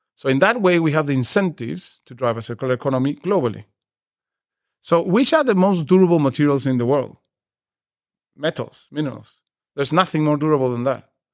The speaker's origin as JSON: {"language": "English", "country": "Peru", "said": "I come from Peru"}